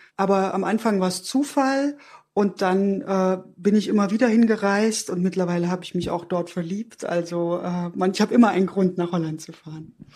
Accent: Erfurt, Thuringia, Germany; ich bin in der DDR aufgewachsen

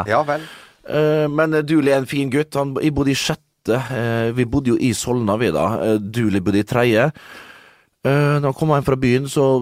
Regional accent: Liberia; Jeg er fra Liberia

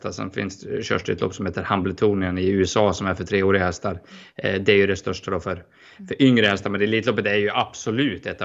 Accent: Sweden; som svensk är det ju det.

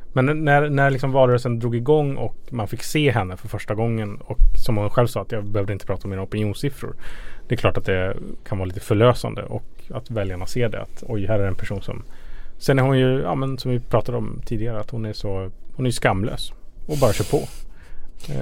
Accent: Ludvika, Dalarna County, Sweden; I min hemkommun Ludvika

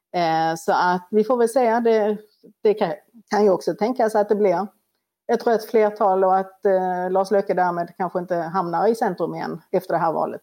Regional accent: Sweden; vi som svenskar

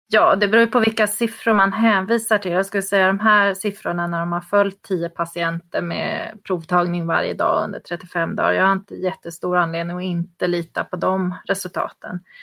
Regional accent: Sweden; som svensk

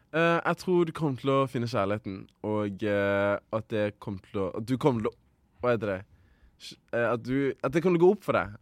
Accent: Rwanda; now in Norway; Rwanda, eh, mitt hjemland, der jeg kommer fra, mamma og pappa, hele slekta

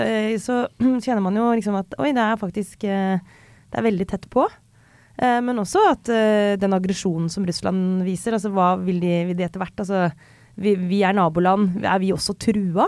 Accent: Skjetten, Akershus, Norway; now in Oslo, Norway; jeg kom fra Skjetten. Nå kommer jeg fra Oslo

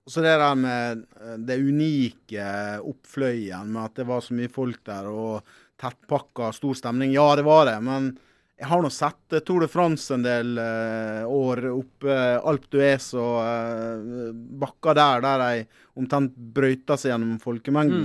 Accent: Ålesund, Møre og Romsdal, Norway; now in Oslo, Norway; jeg kommer fra Ålesund

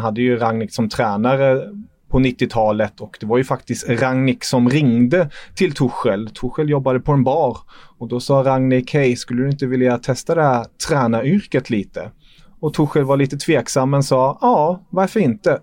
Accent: Germany; moved away; som tyskar

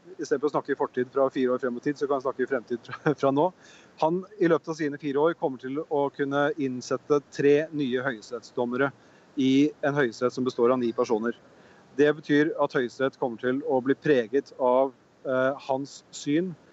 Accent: Norway; vi som nordmenn

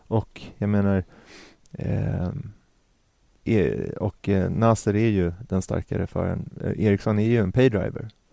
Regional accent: Sweden; som svensk

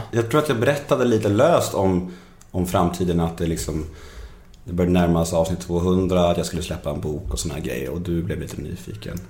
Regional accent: Stockholm, Stockholm County, Sweden; also born or lived in Värmdö; de områden där jag är född

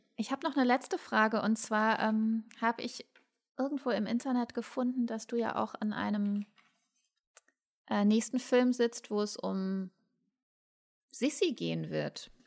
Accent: Ruhr area, North Rhine-Westphalia, Germany; Ich komme aus dem Ruhrgebiet

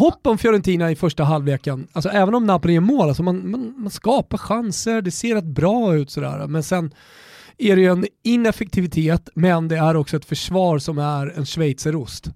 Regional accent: Sweden; vi är svenskar

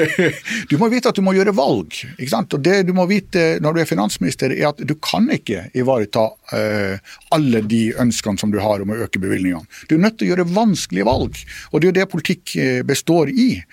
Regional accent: Finnmark, Norway; som finnmarking

